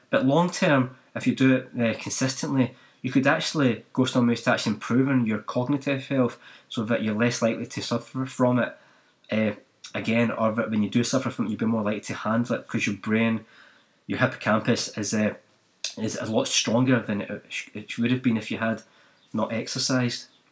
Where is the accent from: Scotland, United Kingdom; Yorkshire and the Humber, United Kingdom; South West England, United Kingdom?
Scotland, United Kingdom; Glasgow; now in New Zealand; I didn't grow up in New Zealand, I grew up in Scotland and Glasgow